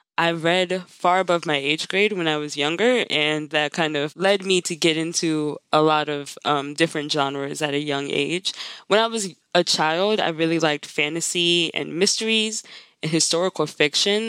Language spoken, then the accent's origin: English; Maryland, United States; moved away as an adult; also born or lived in Pittsburgh; I live in Maryland. I'm also from Maryland.